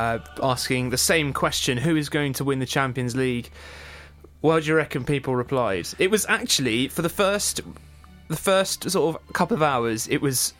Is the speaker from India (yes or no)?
no; England, United Kingdom; we're English.